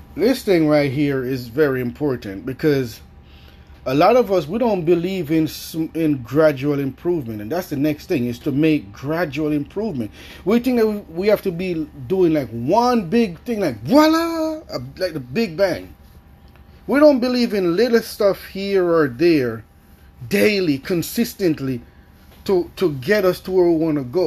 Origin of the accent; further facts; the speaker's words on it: Jamaica; I grew up in Jamaica.